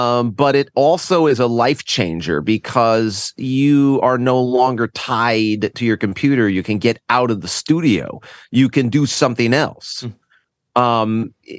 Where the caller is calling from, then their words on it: Connecticut, United States; Oh, boy. Well, I'm just north of New York City and in a lovely little state called Connecticut.